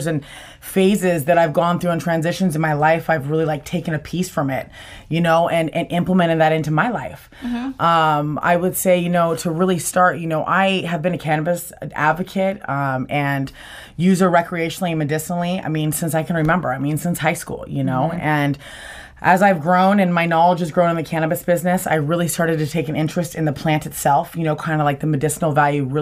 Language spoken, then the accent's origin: English; Southern California, United States; also born or lived in Oregon; I'm born and raised in Southern California